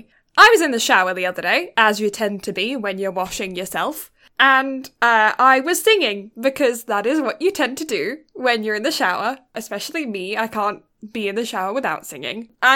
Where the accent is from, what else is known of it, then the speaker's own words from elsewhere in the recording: United Kingdom; And no, I'm just British, so translucent.